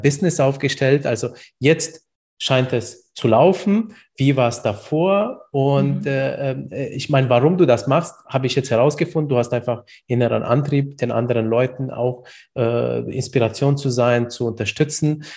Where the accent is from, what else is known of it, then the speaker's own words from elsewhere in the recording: Bamberg, Bavaria, Germany; ich bin ja aus Bamberg